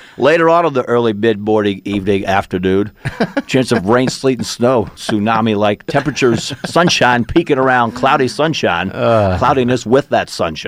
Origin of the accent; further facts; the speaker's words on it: Maine, United States; I'm from Maine. I don't know. I'm like, I'll just park out front.